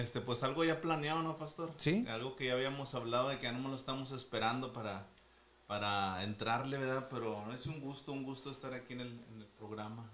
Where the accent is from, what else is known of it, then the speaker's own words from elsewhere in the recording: Monterrey, Nuevo León, Mexico; aquí, de aquí somos de Monterrey. Este, de San Pedro casi